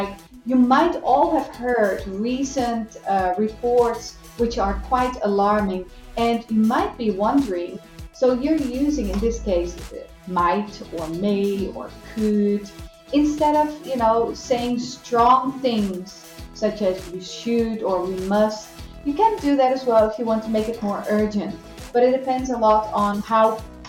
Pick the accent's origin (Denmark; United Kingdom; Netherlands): Netherlands; now in Brazil; I'm a foreigner. So I'm from the Netherlands